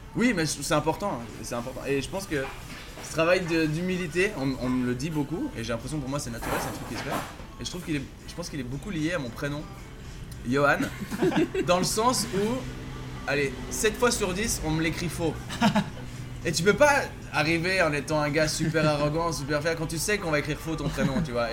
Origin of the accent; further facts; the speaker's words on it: Villeneuve, Vaud, Switzerland; Villeneuve où j'ai grandi en Suisse